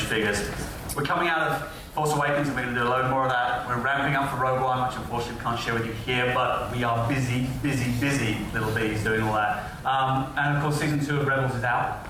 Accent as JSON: {"language": "English", "country": "United Kingdom", "said": "I'm British"}